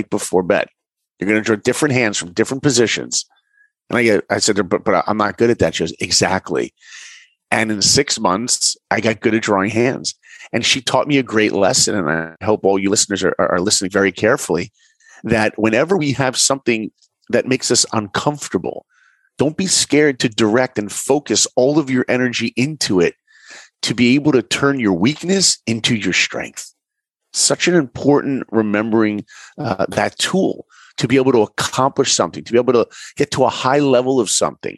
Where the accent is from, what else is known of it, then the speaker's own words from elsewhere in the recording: New York, United States; moved away as an adult; also born or lived in Orlando; I grew up in New York.